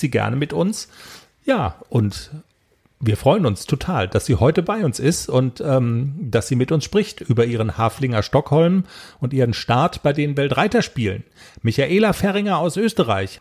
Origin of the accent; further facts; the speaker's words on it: Germany; wir sind aus Deutschland